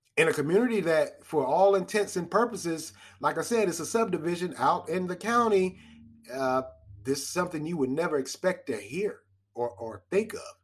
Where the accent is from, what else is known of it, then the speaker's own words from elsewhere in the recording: Raleigh, North Carolina, United States; I was born and raised in Raleigh